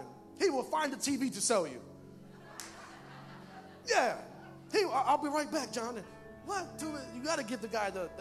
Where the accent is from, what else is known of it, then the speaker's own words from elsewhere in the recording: Bridgeport, Connecticut, United States; I live in Bridgeport. I work in Bridgeport. And I grew up in Bridgeport most of my life.